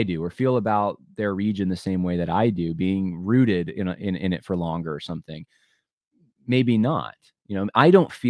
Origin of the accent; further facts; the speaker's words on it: New York, United States; also born or lived in California / Southern US; I was born in California. My one side of my family, my mom's side's from Ohio. My dad's side, his father's from Mississippi. I grew up though in upstate New York. I lived down south for 4 years.